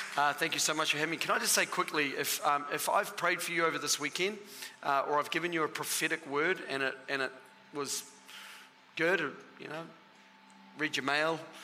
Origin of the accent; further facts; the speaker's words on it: Australia; now in New Zealand; I'm half Australian. My father is Australian. And so the first half of my life, I was an Australian